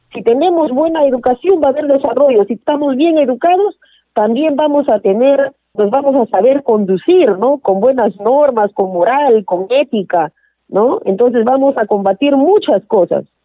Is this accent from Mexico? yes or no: no; Peru; nosotros como peruanos, que somos peruanos